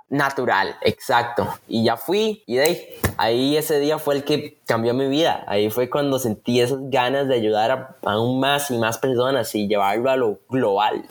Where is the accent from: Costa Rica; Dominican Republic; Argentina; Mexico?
Costa Rica; soy de Costa Rica